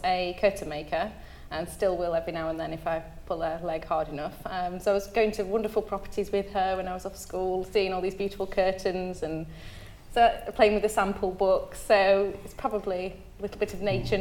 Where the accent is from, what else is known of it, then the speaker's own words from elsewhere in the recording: Derbyshire, East Midlands, United Kingdom; now in Cornwall, United Kingdom; I'm not from Cornwall, I'm from Derbyshire